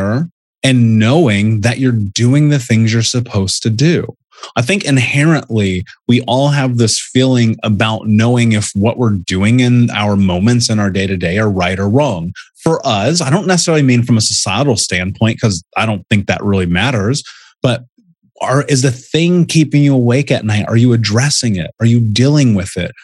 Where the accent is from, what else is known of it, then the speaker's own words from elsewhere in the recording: Indianapolis, Indiana, United States; I grew up in Indianapolis